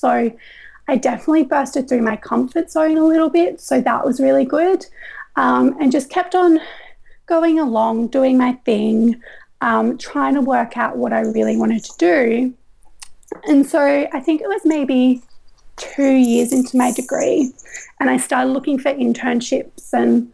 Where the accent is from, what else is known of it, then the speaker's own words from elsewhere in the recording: Coffs Harbour, New South Wales, Australia; moved away as an adult; also born or lived in Gold Coast, Queensland; I grew up in Coffs Harbour